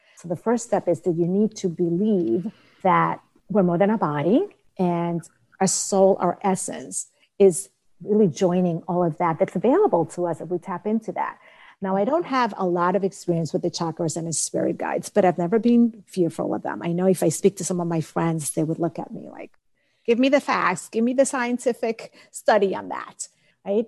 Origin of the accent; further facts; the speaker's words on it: Dominican Republic; moved away; I'm from the Dominican Republic, and I remember growing up, the neighbors coming over to my grandmother